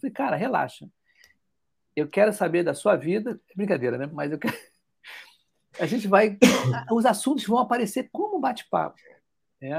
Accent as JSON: {"language": "Portuguese", "region": "Rio de Janeiro", "country": "Brazil", "said": "do podcast Podcast com você, o primeiro podcast carioca falando sobre agilidade"}